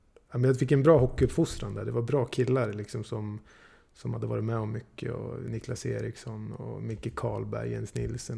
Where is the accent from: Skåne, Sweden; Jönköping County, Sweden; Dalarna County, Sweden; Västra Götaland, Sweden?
Dalarna County, Sweden; also born or lived in Gävle; jag är född i Gävle liksom, men växt upp i Dalarna